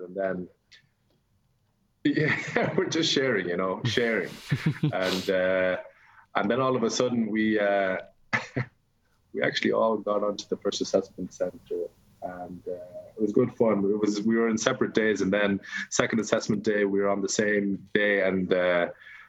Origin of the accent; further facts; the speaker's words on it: Wexford, Leinster, Ireland; I'm from Wexford